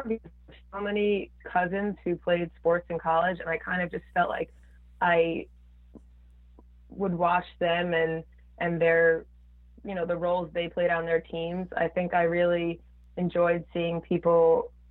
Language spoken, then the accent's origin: English; Long Island, New York, United States; now in Manhattan, United States; I'm from Long Island